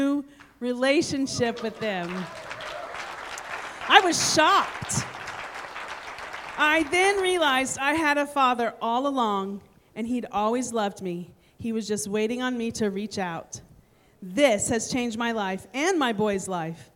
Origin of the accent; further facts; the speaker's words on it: Terre Haute, Indiana, United States; I'm from Terre Haute, Indiana